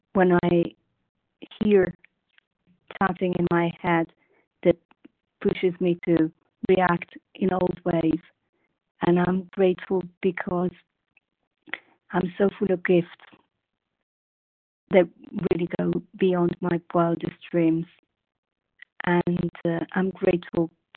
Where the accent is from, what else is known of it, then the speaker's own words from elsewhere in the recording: Italy; now in Paris, France; I'm from Italy